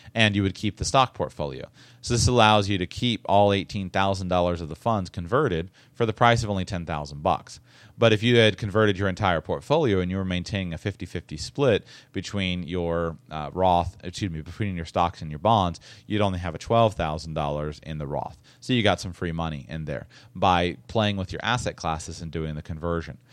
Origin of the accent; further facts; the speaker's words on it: Florida, United States; I'm from Florida